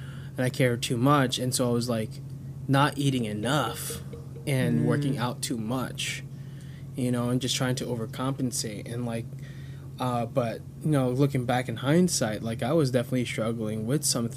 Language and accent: English; United States; the first generation born and raised in America